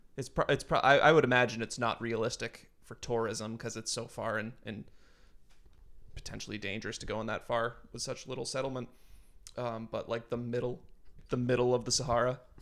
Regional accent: New Hampshire, United States; I grew up in New Hampshire

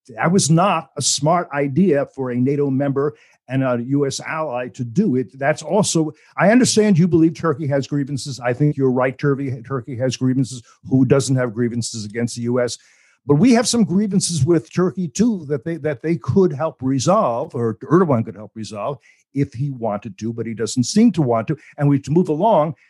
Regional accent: United States; as an American

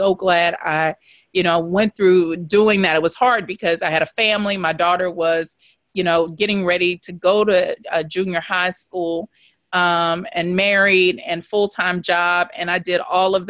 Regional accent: Shreveport, Louisiana, United States; I was born in Shreveport, Louisiana, and Shreveport is a small town. It's not huge, but when I was growing up, it was a place that really didn't have an enormous amount of opportunities

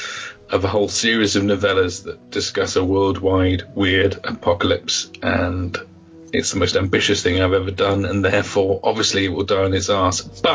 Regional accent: England, United Kingdom; I'm English.

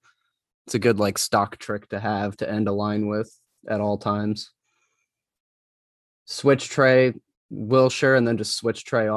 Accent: Wales, United Kingdom; I'm from Wales.

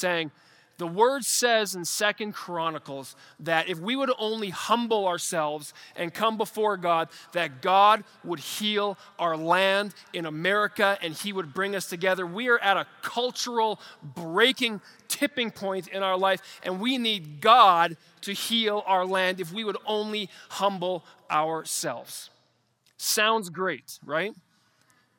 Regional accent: Canada; as a Canadian in 2023

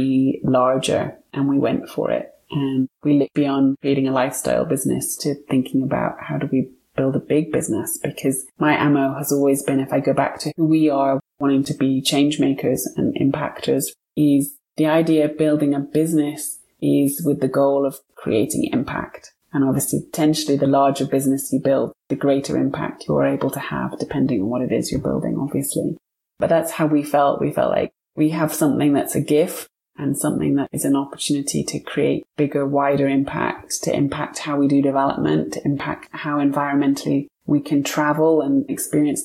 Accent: United Kingdom; moved away as an adult; now in Montana, United States; I'm British, but my husband was born and raised in Montana

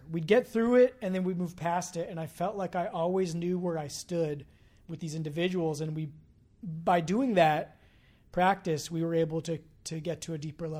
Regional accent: California, United States; now in San Francisco, United States; I come from a small town. I grew up in the North Bay

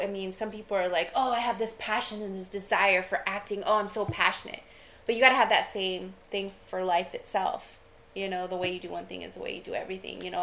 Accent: Austin, Texas, United States; I grew up in Austin

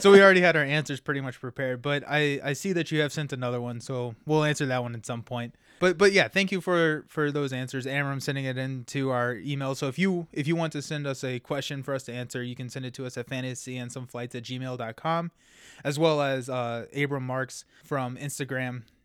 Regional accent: Kentucky, United States; I'm from Kentucky

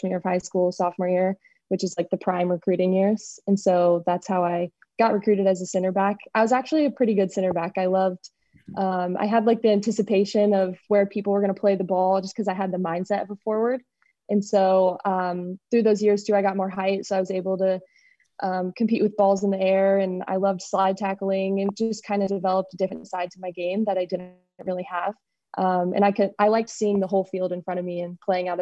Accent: Kansas City, United States; moved away as an adult; also born or lived in Oxford, Mississippi / Louisville, Kentucky; I grew up in Kansas City

